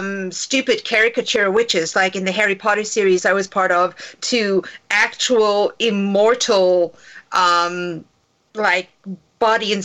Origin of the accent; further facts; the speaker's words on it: East London, Eastern Cape, South Africa; moved away as an adult; now in Los Angeles, United States; the town that I grew up in South Africa was like really, really far away from the film industry